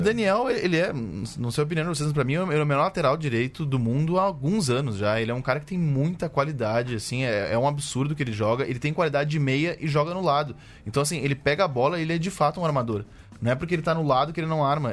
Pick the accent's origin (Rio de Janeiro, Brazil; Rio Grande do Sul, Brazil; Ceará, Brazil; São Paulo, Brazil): Rio Grande do Sul, Brazil; eu como gaúcho